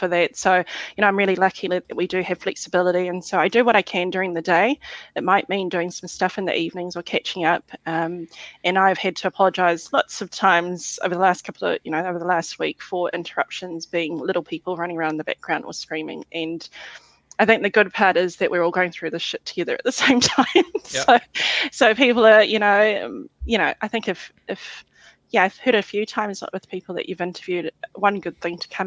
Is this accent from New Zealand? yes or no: yes; New Zealand; also born or lived in Fiji; I was born in Fiji, moved to New Zealand as a child